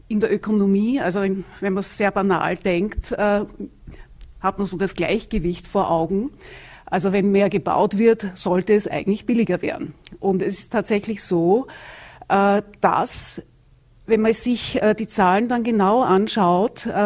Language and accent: German; Vienna, Austria; Also ich komme aus Wien. Da gibt es viele Gemeindewohnungen.